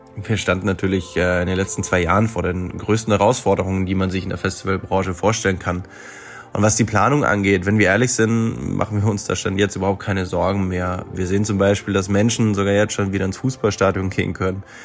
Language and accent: German; near Freiburg, Baden-Württemberg, Germany; Ich komme auch selbst aus der Nähe von Freiburg